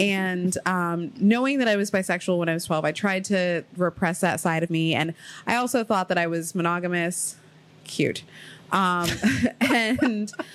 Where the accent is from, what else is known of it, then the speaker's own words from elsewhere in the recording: Ohio, United States; also born or lived in Queens, New York; now in New York City, United States; I moved to Ohio because I was living with my grandmother